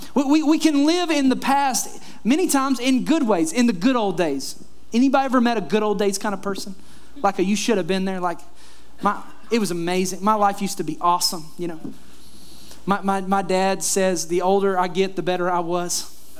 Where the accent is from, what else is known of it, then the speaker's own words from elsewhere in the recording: Kentucky, United States; moved away; also born or lived in Florida; the house that I grew up in in Kentucky